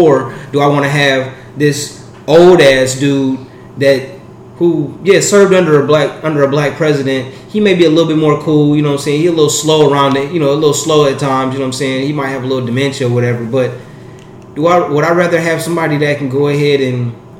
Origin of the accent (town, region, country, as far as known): United States